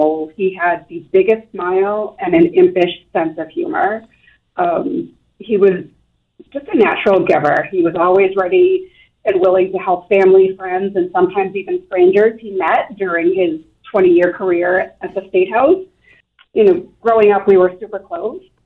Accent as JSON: {"language": "English", "town": "Everett", "region": "Massachusetts", "country": "United States", "tie": "born or raised there", "moved": "as an adult", "lives_now": "Taunton, United States", "said": "I live in Taunton, but I grew up just outside of Boston in Everett, part of a big Sicilian family"}